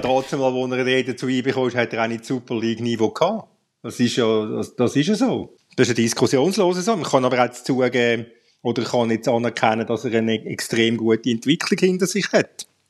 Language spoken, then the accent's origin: German; Zurich, Switzerland; als Zürcher